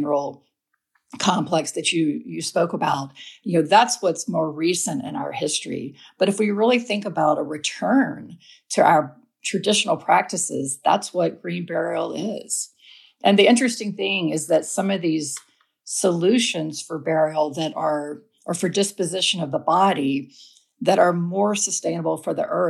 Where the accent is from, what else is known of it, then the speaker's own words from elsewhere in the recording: Alabama, United States; now in Asheville, United States; I live in Asheville, North Carolina, but I grew up in Alabama